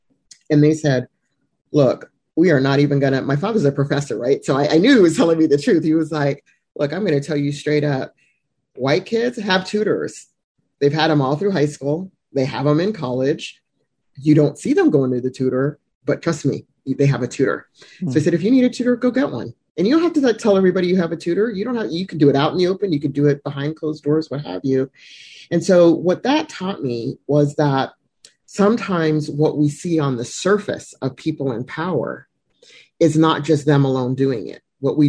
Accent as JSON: {"language": "English", "country": "Germany", "tie": "born there", "said": "when I was born in Germany and moved around because my father was in the military."}